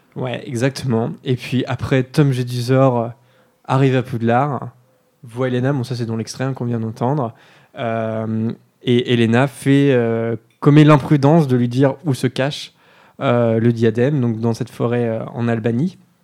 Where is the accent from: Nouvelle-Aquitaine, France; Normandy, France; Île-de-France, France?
Normandy, France; on est normand